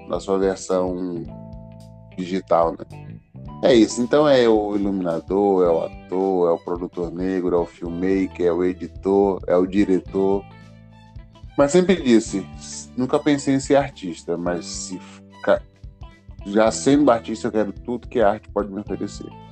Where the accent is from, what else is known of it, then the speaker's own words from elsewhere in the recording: Alagoinhas, Bahia, Brazil; also born or lived in São Paulo; eu passo minha infância, adolescência em Alagoinhas